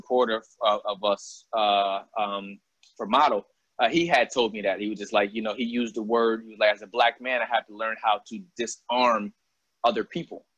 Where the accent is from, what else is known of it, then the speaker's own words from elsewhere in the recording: Albany, New York, United States; moved away as an adult; growing up in Albany